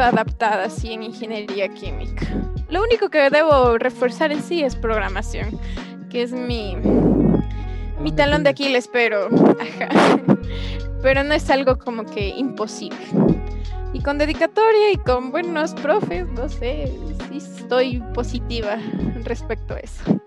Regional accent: Ecuador; ingenierías en mi país, el Ecuador

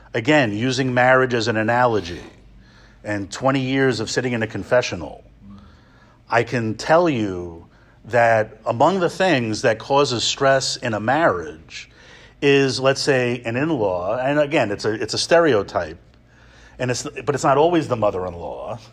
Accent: New York area, United States; moved away as an adult; I grew up in the New York area, and I've spent most of my Salesian life outside the New York area.

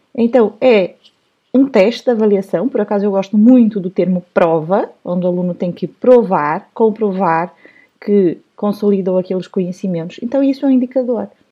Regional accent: Brazil; moved away; also born or lived in São Paulo; eu nasci no Brasil, cresci no Brasil, fui professora no Brasil

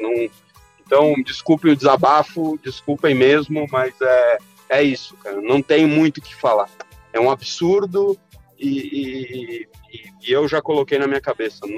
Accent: Argentina; now in Brazil; eu como argentino que moro num país estrangeiro

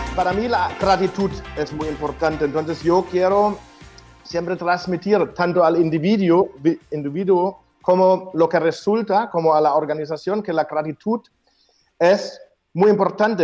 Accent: Germany; moved away; Yo soy el alemán

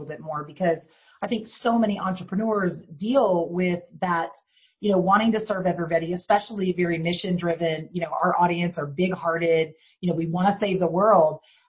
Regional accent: Ireland; I'm Irish

